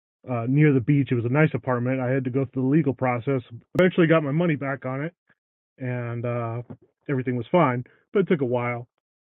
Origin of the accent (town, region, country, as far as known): Florida, United States; born or raised there; moved away as an adult; now in Michigan, United States